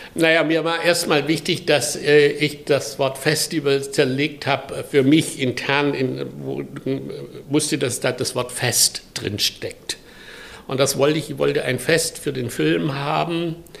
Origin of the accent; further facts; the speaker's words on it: a village near Pforzheim, Baden-Württemberg, Germany; moved away; ich komme aus Süddeutschland, im Dorf, äh, nahe Pforzheim und 1948 geboren